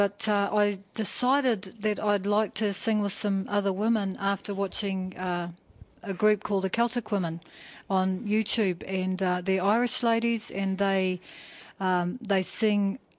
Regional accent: Rotorua, Bay of Plenty, New Zealand; Nō Rotorua ahau, and I was born here in Rotorua. My iwi ko Te Aroa me whakatohe a oku iwi, and my hapu here in Rotorua is Ngāti Pikiao.

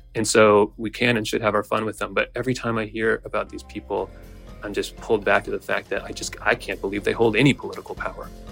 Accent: United States; as an American

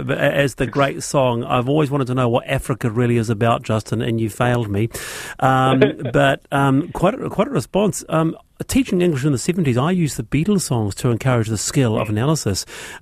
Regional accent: Dunedin, Otago, New Zealand; I'm from Dunedin.

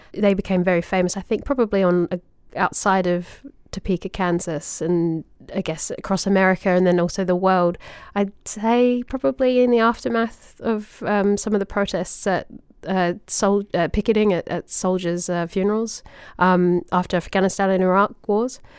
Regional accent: Australia; little kid in Australia

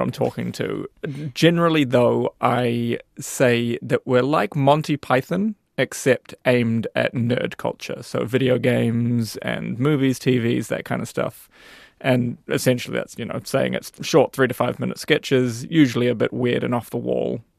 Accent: New Zealand; as a New Zealander

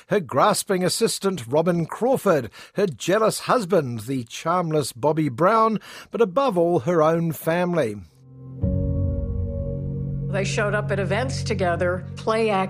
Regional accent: Rotherham, Yorkshire and the Humber, United Kingdom; But then again, I'm from Rotherham, so it's, um, it's nice to be anywhere.

